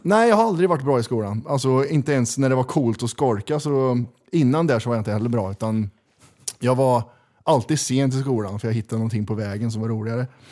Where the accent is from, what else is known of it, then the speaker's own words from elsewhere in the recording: Kristinehamn, Värmland, Sweden; moved away as an adult; now in Stockholm, Sweden; Krillhörda, born and raised. Ja. Bodde där i 32 år